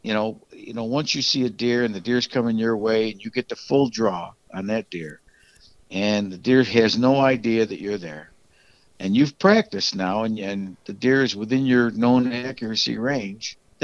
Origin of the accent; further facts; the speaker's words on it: New York, United States; now in Texas, United States; up in my home state of New York